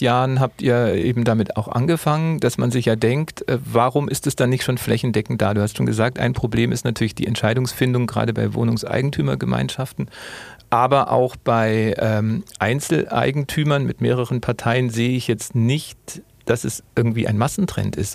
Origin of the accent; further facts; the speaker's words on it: Munich, Bavaria, Germany; als Münchner